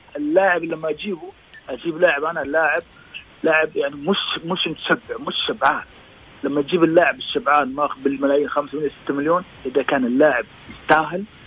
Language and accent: Arabic; Saudi Arabia